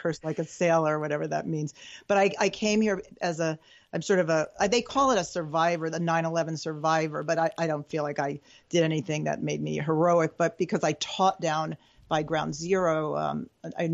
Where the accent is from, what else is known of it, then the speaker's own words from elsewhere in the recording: New York, United States; moved away as an adult; now in Nashville, United States; I am a New Yorker